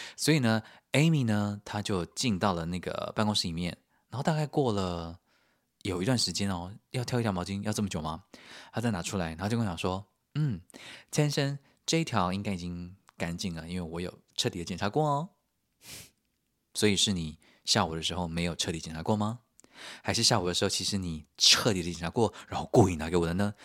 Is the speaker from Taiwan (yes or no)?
yes; Taiwan; also born or lived in United Kingdom; now in Germany; 身为台湾人，我觉得也比较放心